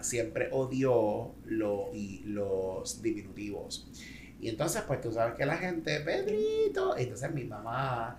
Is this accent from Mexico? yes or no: no; Maunabo, Puerto Rico; en mi pueblo Maunabo hay mucha gente apellido Amaro